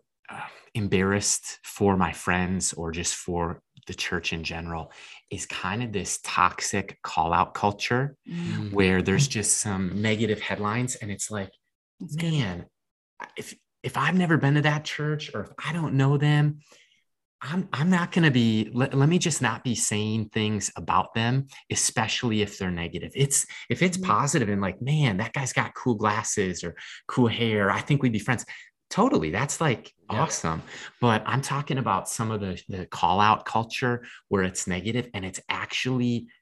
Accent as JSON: {"language": "English", "region": "Minnesota", "country": "United States", "said": "we're both from Minnesota"}